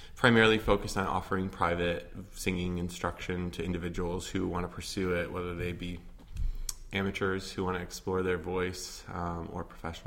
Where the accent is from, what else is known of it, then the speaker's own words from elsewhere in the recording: Otsego, Michigan, United States; moved away as an adult; also born or lived in Oberlin, Ohio; now in Chicago, United States; I am from a town called Otsego, which is near Kalamazoo, Michigan, and I spent, you know, all of my youth there